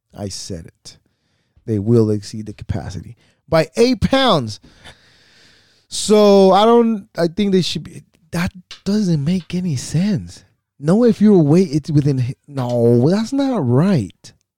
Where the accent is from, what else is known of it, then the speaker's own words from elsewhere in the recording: United States; we are American as fuck. This is where we are, and this is where we belong.